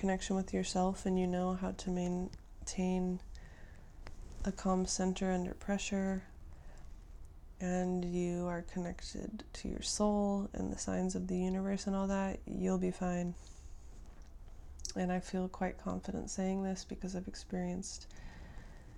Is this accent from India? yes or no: no; United States; as an American